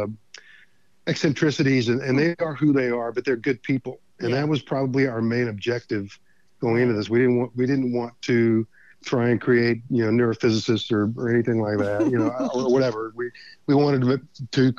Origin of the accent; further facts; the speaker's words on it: Beaumont, Texas, United States; I grew up in Beaumont, Texas, which is just outside of Houston